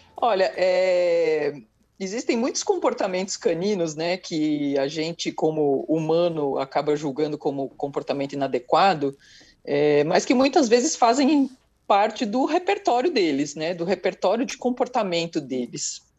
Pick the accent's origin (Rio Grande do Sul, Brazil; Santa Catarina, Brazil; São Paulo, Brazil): São Paulo, Brazil; Eu sou de São Paulo